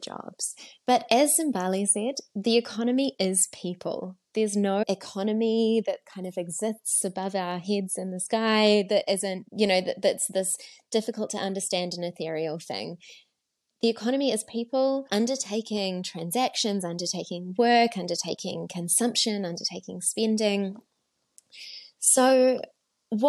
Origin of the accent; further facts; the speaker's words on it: New Zealand; now in South Africa; I'm from New Zealand originally. I'm married to a South African these days.